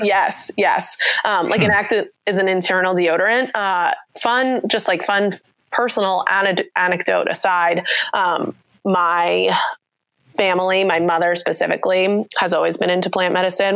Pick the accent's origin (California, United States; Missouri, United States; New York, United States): New York, United States; I'm also from New York, so okay. I, I just pronounce everything differently